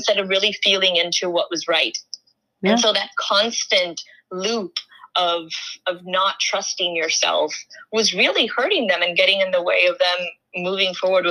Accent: Dominican Republic; moved away as an adult; also born or lived in New York, United States; now in United States; I grew up in Dominican Republic, and I moved to the States when I was 19.

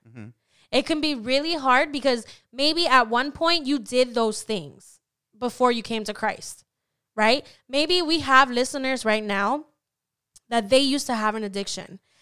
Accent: Orlando, Florida, United States; At least where I was raised, I was raised in Orlando

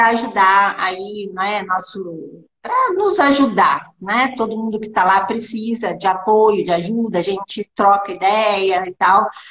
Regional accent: interior of São Paulo state, Brazil; eu sou aqui do interior do estado de São Paulo

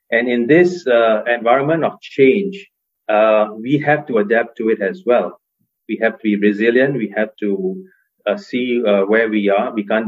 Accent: Singapore; I had a chance of living and working in the US, Hong Kong, and my home country of Singapore. I live in Singapore now.

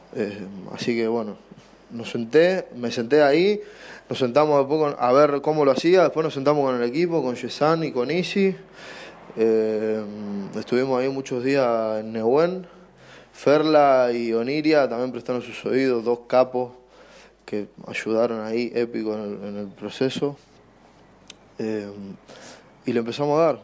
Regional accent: Buenos Aires, Argentina; soy productor de Buenos Aires, Argentina

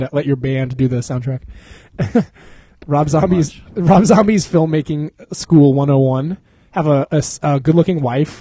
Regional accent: Texas, United States; I grew up in Texas

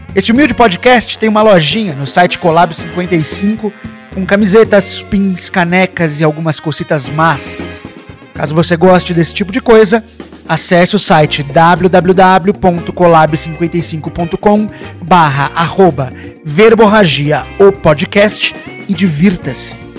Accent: Brazil; moved away as an adult; now in Mexico; me tornei ainda mais brasileiro

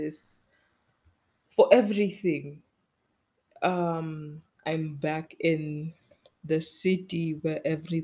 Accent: Kenya; I'm Kenyan

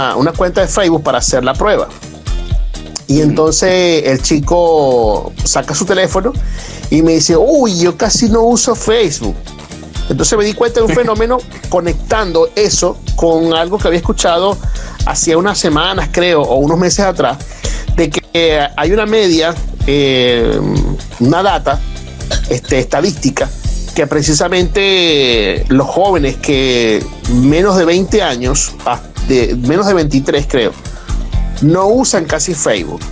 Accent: Venezuela; moved away; nosotros como venezolanos que hemos estado eh, prácticamente en, todas las partes del mundo

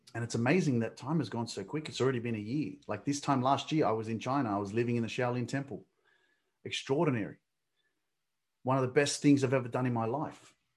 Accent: Australia; I'm Australian. I was born in Australia

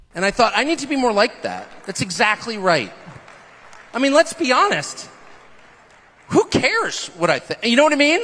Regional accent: California, United States; also born or lived in Washington, D.C. / Rhode Island / Arkansas; now in Florida, United States; I grew up in California

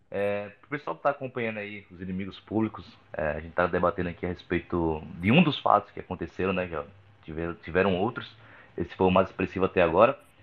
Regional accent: Rio Grande do Norte, Brazil; now in São Paulo, Brazil; eu já gravei lá no meu estado, no Rio Grande do Norte, mas eu gravo bastante em São Paulo, que é onde eu moro atualmente

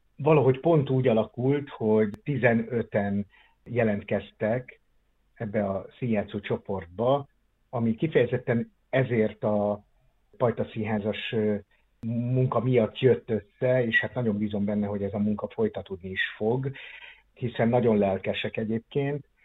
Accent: Onga, Borsod-Abaúj-Zemplén, Hungary; moved away as an adult; also born or lived in Miskolc; now in Szeged, Hungary; mert ott volt az első színjátszó csoport, amiben én részt vettem, Ongán, abban a kisvárosban, ahol én születtem

